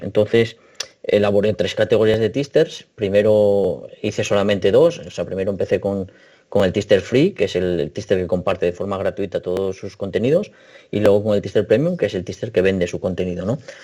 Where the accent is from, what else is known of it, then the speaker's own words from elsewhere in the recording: Asturias, Spain; yo soy de Asturias